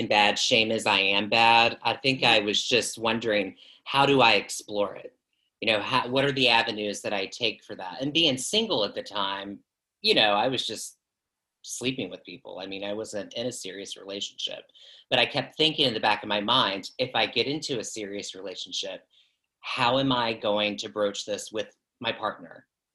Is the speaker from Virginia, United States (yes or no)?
yes; Southeast Virginia, United States; moved away as an adult; I'm from Southeast Virginia